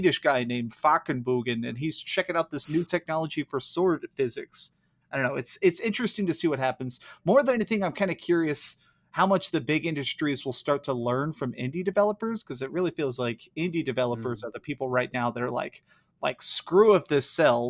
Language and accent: English; Dallas, Texas, United States; I grew up here in Dallas, Texas